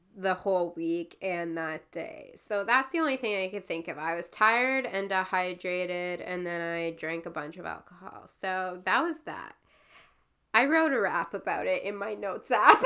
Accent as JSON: {"language": "English", "town": "Timmins", "region": "Ontario", "country": "Canada", "moved": "yes", "said": "the name of the town that it was in was called Timmins"}